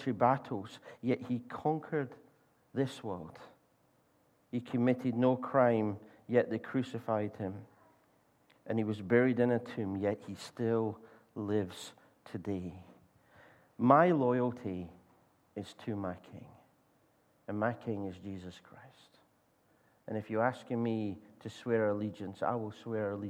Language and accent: English; Scotland, United Kingdom; I'm Scottish